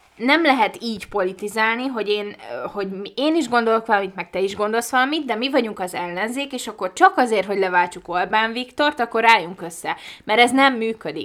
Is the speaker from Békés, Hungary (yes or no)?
no; Budapest, Hungary; tőzsgyökeres Budapestit én nem ismerek sok embert. És jó, ez én vagyok